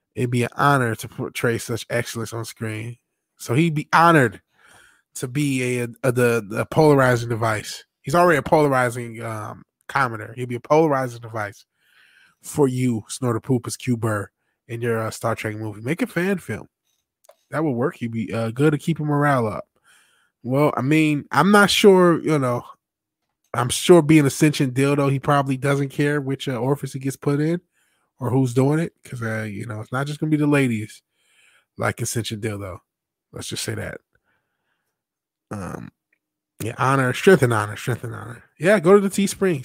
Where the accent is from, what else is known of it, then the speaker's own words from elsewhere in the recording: Michigan, United States; also born or lived in California; Michigan, unfortunately, my home state's doing a lot of crazy shit, too